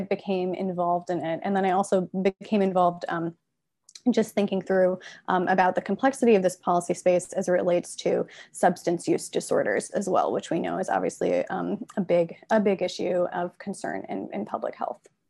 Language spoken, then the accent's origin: English; Midwest, United States; I'm from the Midwest